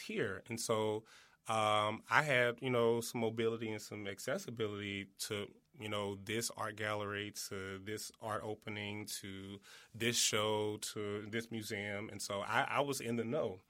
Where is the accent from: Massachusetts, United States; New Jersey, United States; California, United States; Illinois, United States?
Illinois, United States; East St. Louis; originally, I'm from East Saint Louis, Illinois.